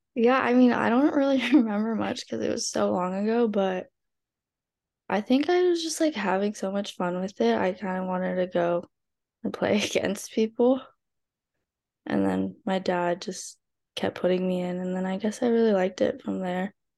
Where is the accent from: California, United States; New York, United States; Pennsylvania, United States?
California, United States; SoCal; growing up in SoCal